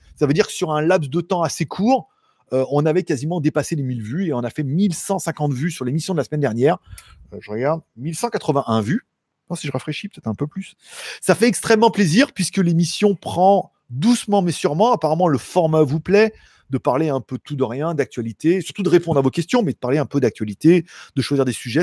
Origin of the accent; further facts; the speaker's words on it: France; Je suis français